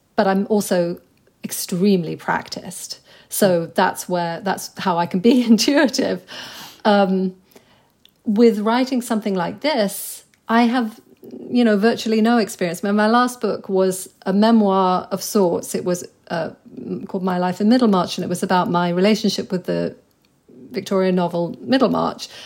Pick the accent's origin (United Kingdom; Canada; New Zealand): United Kingdom; England; moved away as an adult; also born or lived in New York; now in London, United Kingdom; I grew up in a place that was extremely provincial, and so that was my England